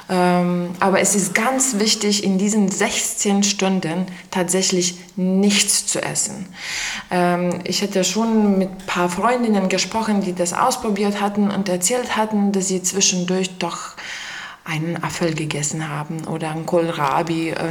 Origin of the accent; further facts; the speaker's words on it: Lithuania; German is a second language; now in Eberswalde, Germany; ich komme aus Litauen und äh, bin hier schon seit äh, neun Jahren in der Beswalde